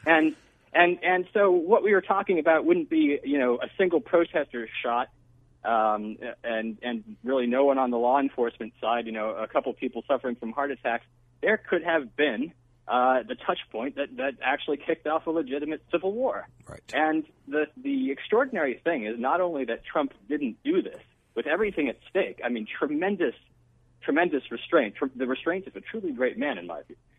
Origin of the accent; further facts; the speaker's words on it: Connecticut, United States; I grew up in Connecticut in an extremely uh, leftist area